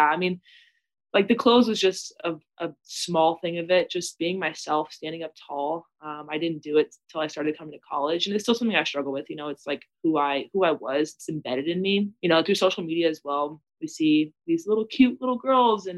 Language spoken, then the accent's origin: English; Austin, Texas, United States; also born or lived in California; I was born in California. I lived there for a little bit, but I'm from Austin, Texas